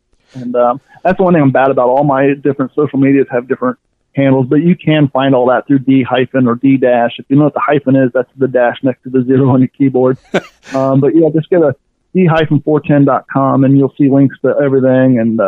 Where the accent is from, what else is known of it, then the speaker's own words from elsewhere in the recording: Kentucky, United States; also born or lived in Ohio; growing up in Kentucky and Ohio, I come from long story short, as a kid, I was on food stamps and all that stuff.